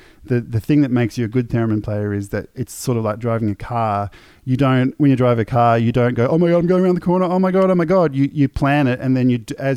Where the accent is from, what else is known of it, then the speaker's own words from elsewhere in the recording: Melbourne, Victoria, Australia; I'm some punk from Melbourne